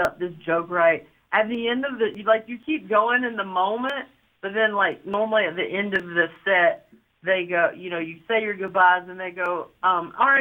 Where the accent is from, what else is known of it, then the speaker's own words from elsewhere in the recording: North Carolina, United States; my home state of North Carolina